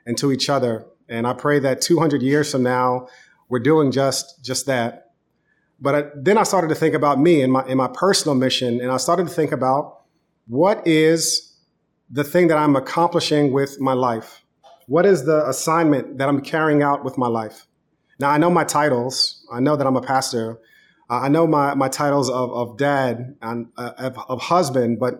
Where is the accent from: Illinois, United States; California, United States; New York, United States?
New York, United States; growing up in New York, as a teenager